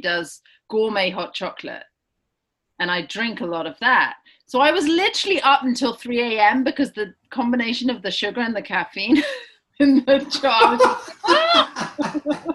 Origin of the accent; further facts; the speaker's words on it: Cambridge, East of England, United Kingdom; first language English; also born or lived in Hull / Oxford; I'm originally from a little town up north called Hull, which is where my parents went to university. And I was born there. And then we moved 6 months later to Cambridge. And then I never really left Cambridge